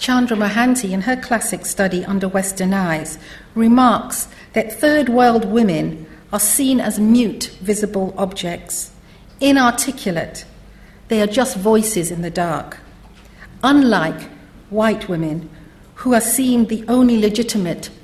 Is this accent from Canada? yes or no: no; Trinidad & Tobago; moved away as an adult; now in United Kingdom; ever since I came to Britain in the 1970s as a young woman from Trinidad.